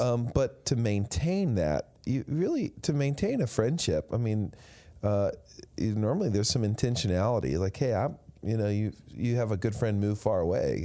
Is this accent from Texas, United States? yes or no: yes; West Texas, United States; growing up in Washington, D C, a far cry from growing up in West Texas